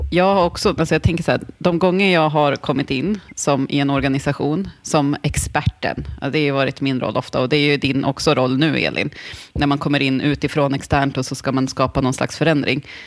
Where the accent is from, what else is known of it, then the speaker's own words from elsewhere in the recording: Tänndalen, Jämtland, Sweden; Jag är ju uppvuxen i Tändalen delvis